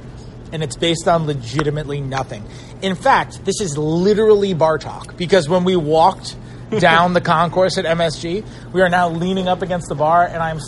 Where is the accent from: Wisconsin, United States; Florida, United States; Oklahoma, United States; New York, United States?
New York, United States; moved away; So I'm from New York originally